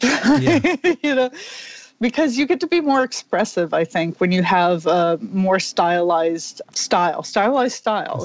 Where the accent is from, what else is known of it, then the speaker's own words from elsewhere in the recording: Orlando, Florida, United States; moved away as an adult; also born or lived in New York City; now in Connecticut, United States; I moved from Orlando to New York City